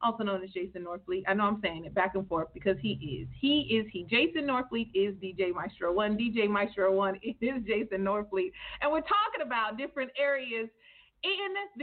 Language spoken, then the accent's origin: English; Northern California, United States; I'm from Northern California